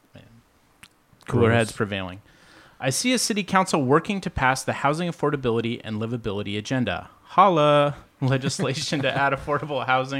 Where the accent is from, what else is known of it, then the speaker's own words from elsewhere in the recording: Midwest, United States; moved away as an adult; I came here in 2009 from the Midwest, taking a job at Boeing.